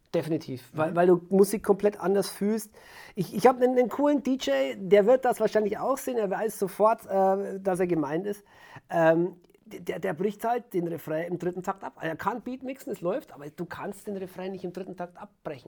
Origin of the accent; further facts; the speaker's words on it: Franconia, Nuremberg area, Bavaria, Germany; war hier in Fachheim, meiner, meiner Heimatstadt, eine kleine Stadt im Fränkischen, im Nürnberger Raum.